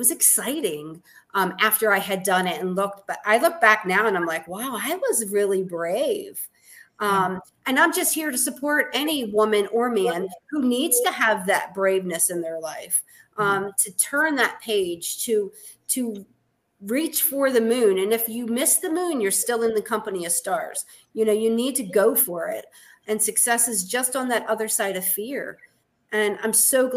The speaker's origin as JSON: {"language": "English", "town": "Baltimore", "region": "Maryland", "country": "United States", "moved": "as an adult", "lives_now": "Gettysburg, United States", "said": "I'm actually from Baltimore City."}